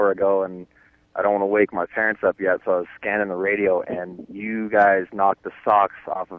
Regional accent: Auburn, California, United States; moved away; I find myself in my hometown, which is near Sacramento right now

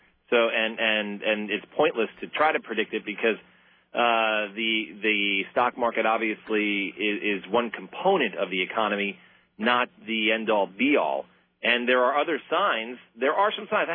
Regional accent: New York City, New York, United States; I grew up in Brooklyn, in elementary school, junior high, and high school

